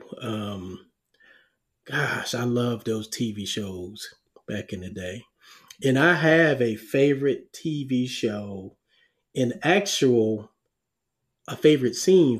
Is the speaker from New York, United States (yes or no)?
yes; New York City, New York, United States; I was born in Harlem, New York. We lived on the 14th floor in the projects.